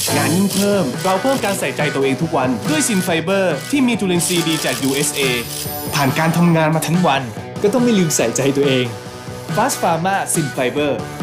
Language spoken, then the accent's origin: Thai; Thailand; first language Thai; เราถือว่าพวกเราโชคดีมากนะที่เกิดเป็นคนไทยแล้วก็เกิดมาได้ได้ใช้ภาษาไทยตั้งแต่เกิด